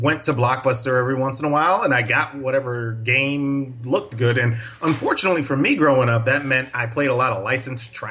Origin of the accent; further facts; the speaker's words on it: Paterson, New Jersey, United States; I grew up in North Jersey in a city called Paterson